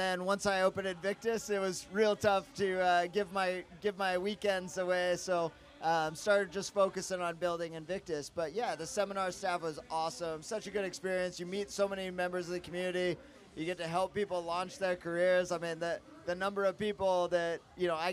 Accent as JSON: {"language": "English", "region": "Oregon", "country": "United States", "tie": "born or raised there", "also_born_or_lived": "California / Washington, D.C.", "moved": "as an adult", "lives_now": "San Diego, United States", "said": "I'm originally from Oregon"}